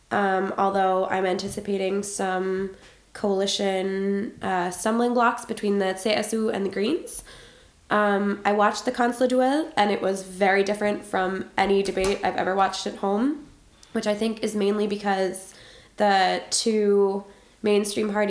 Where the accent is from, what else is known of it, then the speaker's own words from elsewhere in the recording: Boston, Massachusetts, United States; now in Berlin, Germany; I'm 24 years old. I'm from Boston. I've been living in Berlin for 13 months, and before this, I was doing my undergraduate in the States.